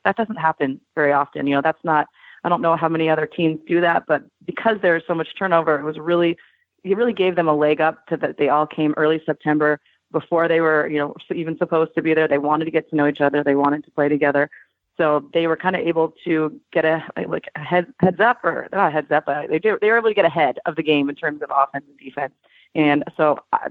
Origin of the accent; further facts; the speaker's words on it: Spokane, Washington, United States; now in Portland, United States; I'm from Spokane, but I live in Portland now